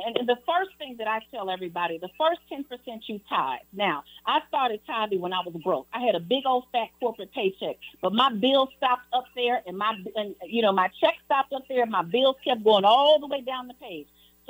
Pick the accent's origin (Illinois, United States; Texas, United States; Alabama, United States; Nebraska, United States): Illinois, United States; Chicago; I was born and raised in Chicago.